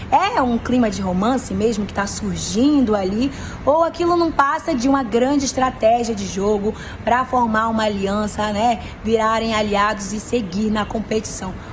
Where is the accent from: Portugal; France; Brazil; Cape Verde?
Brazil; Manaus, Amazonas; sou aqui de Manaus. Já estou toda maquiada porque eu estou numa grande produção carnavalesca, porque em breve vai ser o desfile das escolas de samba aqui da cidade.